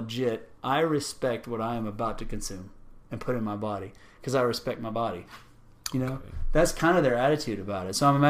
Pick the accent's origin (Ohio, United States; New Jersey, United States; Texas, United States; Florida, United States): Texas, United States; Rio Grande Valley; moved away; I grew up in the Rio Grande Valley, right on the border of Mexico.